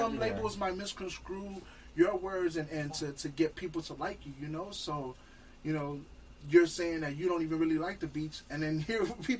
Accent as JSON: {"language": "English", "town": "Los Angeles", "region": "California", "country": "United States", "said": "And I'm from LA, but I'm not a real LA dude where I take my shoes off, bro."}